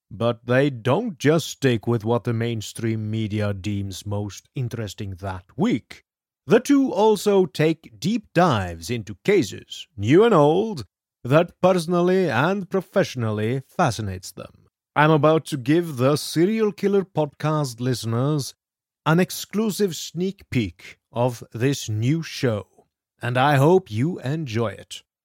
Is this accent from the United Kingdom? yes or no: no; Norway; moved away; I grew up in Norway